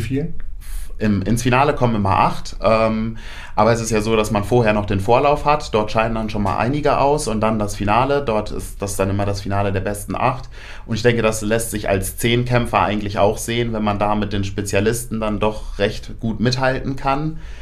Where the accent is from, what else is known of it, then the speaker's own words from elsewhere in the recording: Paderborn, North Rhine-Westphalia, Germany; moved away as an adult; now in Hannover, Germany; bin ursprünglich eigentlich kein Hannoveraner, ähm, komme aus Paderborn oder aus der Nähe von Paderborn, wem das was sagt. Ähm, dort habe ich auch mein ABI gemacht, 2018